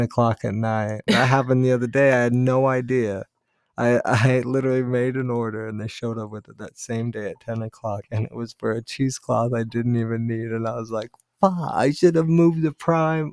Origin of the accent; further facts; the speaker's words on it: United States; I'm from America